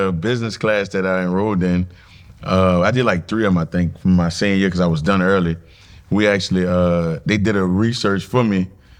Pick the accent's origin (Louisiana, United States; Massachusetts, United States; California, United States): Louisiana, United States; New Orleans; I mean, I'm from New Orleans, Louisiana. I went to St. Aug for high school and St. Augustine High School.